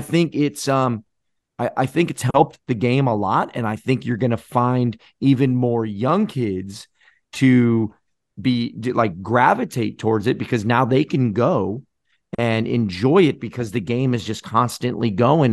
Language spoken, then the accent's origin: English; Florida, United States; growing up in Florida